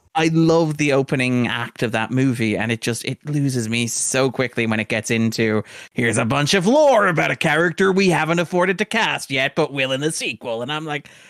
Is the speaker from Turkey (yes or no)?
no; Sligo, Connacht, Ireland; Sligo, which is where I grew up